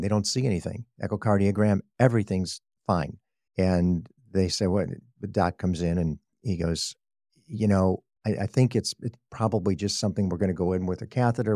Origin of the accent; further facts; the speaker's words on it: Chicago, Illinois, United States; moved away as an adult; also born or lived in Texas; now in Sacramento, United States; I'm a Chicago native. I grew up in Chicago